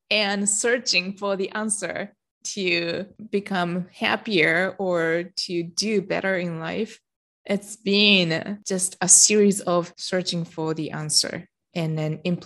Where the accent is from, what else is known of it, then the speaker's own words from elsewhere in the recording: Japan; moved away; My childhood was very protected growing up in Japan